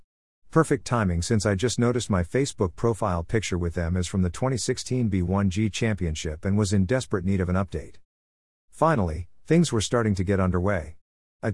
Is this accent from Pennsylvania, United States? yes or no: yes; Scranton, Pennsylvania, United States; my hometown of Scranton